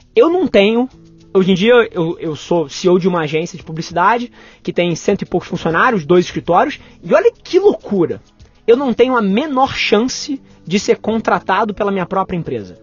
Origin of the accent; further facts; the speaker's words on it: Rio de Janeiro, Brazil; nasci, nasci no Rio, metrópole, mas logo depois meus pais se separaram e me mudei para casa dos meus avós com a minha mãe e morei minha infância ali.